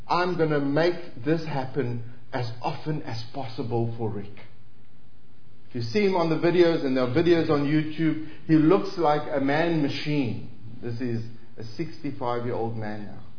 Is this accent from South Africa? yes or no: yes; South Africa